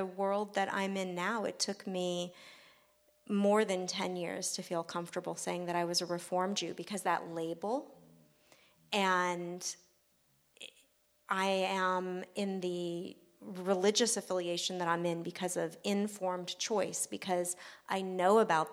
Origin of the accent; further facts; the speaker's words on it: Simi Valley, California, United States; in Simi Valley, California.